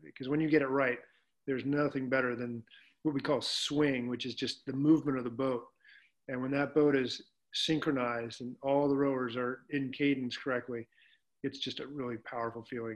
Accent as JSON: {"language": "English", "town": "Reno", "region": "Nevada", "country": "United States", "tie": "born or raised there", "said": "I grew up in Reno, Nevada."}